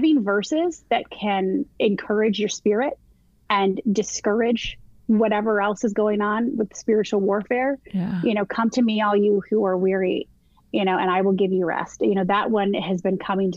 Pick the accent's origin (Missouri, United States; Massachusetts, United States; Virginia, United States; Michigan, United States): Michigan, United States; moved away as an adult; now in South Carolina, United States; I'm born and raised in Michigan.